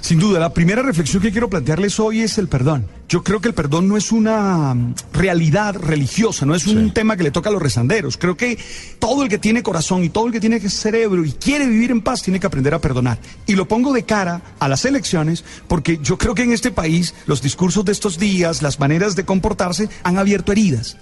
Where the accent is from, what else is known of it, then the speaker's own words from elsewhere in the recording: Colombia; vamos a seguir siendo colombianos